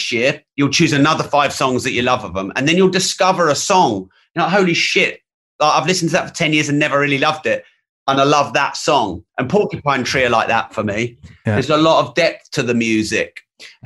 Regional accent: England, United Kingdom; I'm an Englishman

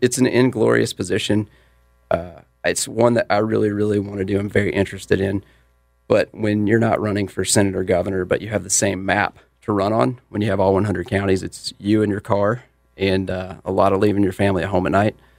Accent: Mint Hill, North Carolina, United States; I'm from Mint Hill

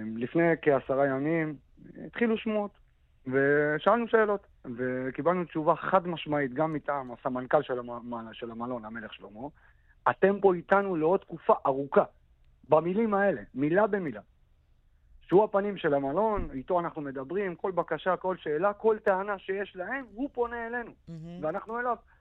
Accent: Kiryat Shmona, Northern District, Israel; הילדות שלי בקריית שמונה

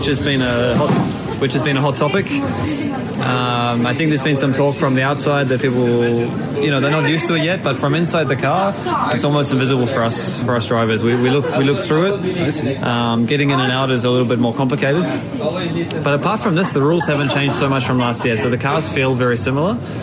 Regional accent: New Zealand; moved away; I'm a really proud Kiwi

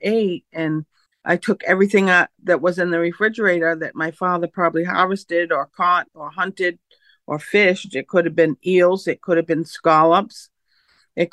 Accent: Mashpee, Massachusetts, United States; foods that I grew up on in the 60s. That was a long time ago, you know. So we did a lot of foraging for our food back then. I'm from Mashpee

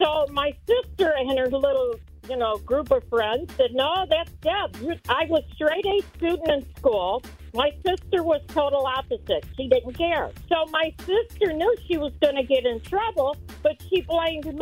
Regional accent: Nashville, Tennessee, United States; now in Hampshire, United States; I'm originally from Nashville.

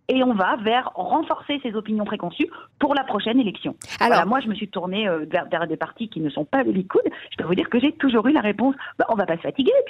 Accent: France; now in Israel; Et puis ah bon, ben on dirait pas que je suis française parce que je suis intégrée.

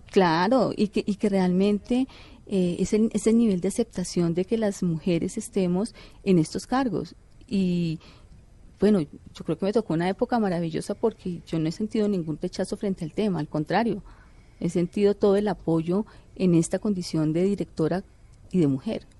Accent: Colombia; como ciudadano colombiano

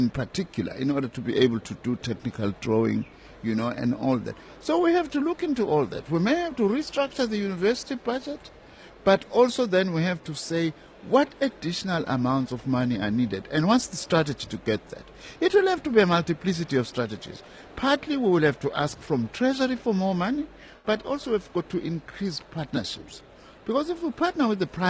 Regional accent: South Africa; In my hometown, in Tambuza, for instance, I've just built a rendezvous

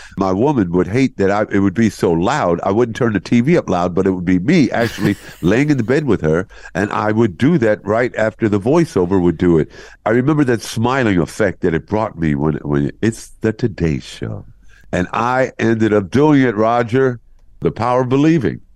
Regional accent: New York City, New York, United States; moved away; also born or lived in Columbus, Ohio; New York, where I was born and raised in Brooklyn

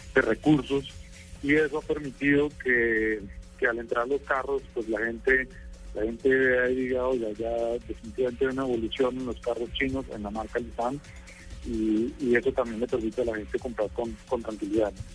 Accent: Colombia; mi país

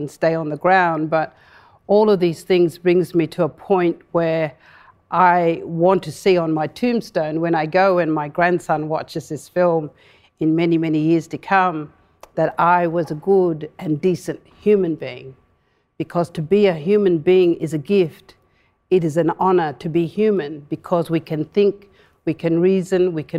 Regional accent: Western Australia, Australia; So in my language, I said, good day, I am a woman from the Fitzroy River, the Martuwarra.

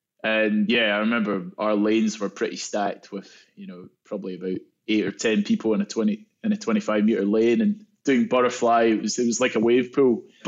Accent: Scotland, United Kingdom; Yeah, I think, in Scotland, golf's quite a big sport. So Dad had a golf club in my hands before I could even walk.

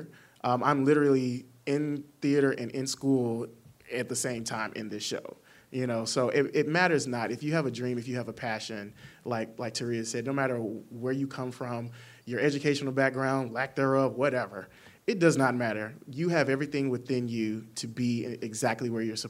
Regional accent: the South, United States; also born or lived in Arkansas; I'm from the South

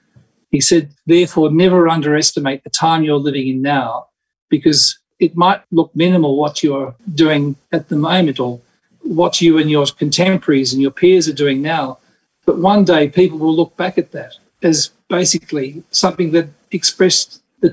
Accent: Spain; I grew up in Spain and basically was surrounded by flamenco.

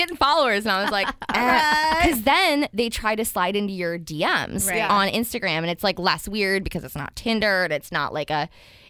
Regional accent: Midwest, United States; moved away as an adult; also born or lived in Ohio; now in San Diego, United States; because I'm from the Midwest

